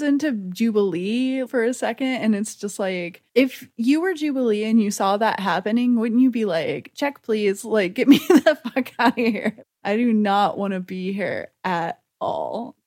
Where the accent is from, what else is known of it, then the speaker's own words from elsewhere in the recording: the South, United States; I'm from the South